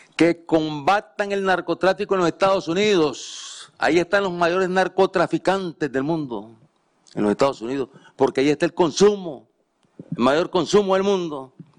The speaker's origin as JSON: {"language": "Spanish", "town": "La Libertad", "region": "Chontales", "country": "Nicaragua", "tie": "born or raised there", "said": "yo nací en La Libertad, Chontales"}